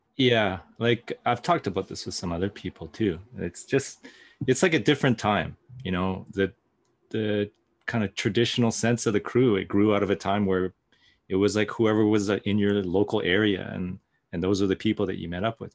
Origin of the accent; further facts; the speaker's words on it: Pacific Northwest, United States; growing up in the Pacific Northwest